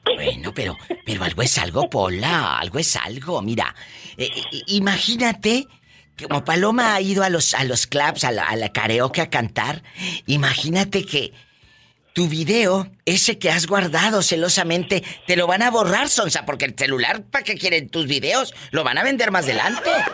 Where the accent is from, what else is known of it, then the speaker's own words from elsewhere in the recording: Mexico; como decimos en México